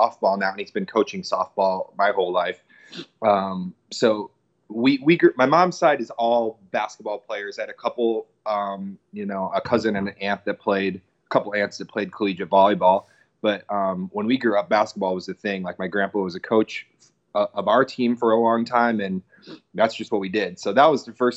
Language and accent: English; Wisconsin, United States; we didn't like travel a ton or get outside of Wisconsin much